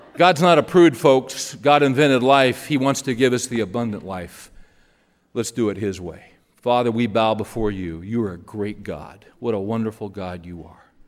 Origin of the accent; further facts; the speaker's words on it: Bakersfield, California, United States; moved away; we were driving through my hometown, and I was showing my kids where I lived and went to school.